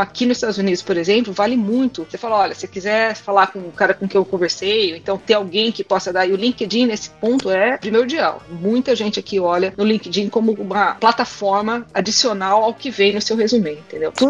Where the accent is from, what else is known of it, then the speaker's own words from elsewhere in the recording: Brazil; mas ó, desculpa, sabe? Eu sou do Brasil.